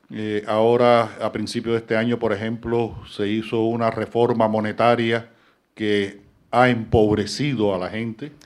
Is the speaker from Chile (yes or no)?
no; Cuba; Yo soy un cubano que vive en Cuba y que escribe sobre Cuba